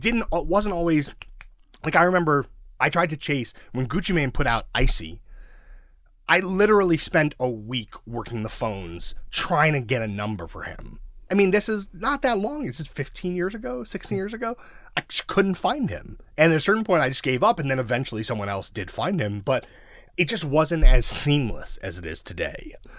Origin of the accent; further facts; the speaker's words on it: New York City, New York, United States; also born or lived in Mill Basin, Brooklyn; I grew up in Sheepshead Bay, which is outer Brooklyn